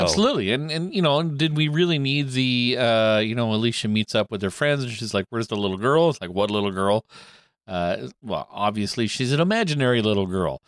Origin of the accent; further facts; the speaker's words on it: Canada; Canadian Thanksgiving